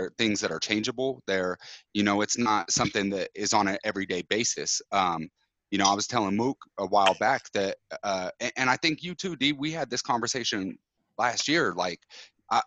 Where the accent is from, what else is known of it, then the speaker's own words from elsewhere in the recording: Utah, United States; moved away as an adult; I grew up in Utah until I was, you know, 23, 24